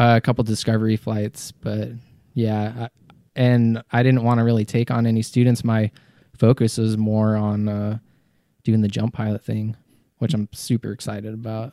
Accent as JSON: {"language": "English", "region": "Colorado", "country": "United States", "tie": "born or raised there", "also_born_or_lived": "Massachusetts", "moved": "as an adult", "said": "I was born in Massachusetts, but, uh, grew up in Colorado"}